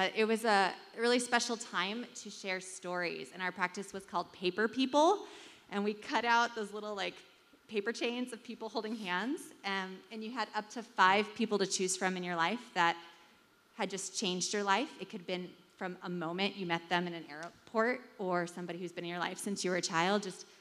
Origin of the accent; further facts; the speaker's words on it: California, United States; moved away; I'm from California. I've spent a lot of my time abroad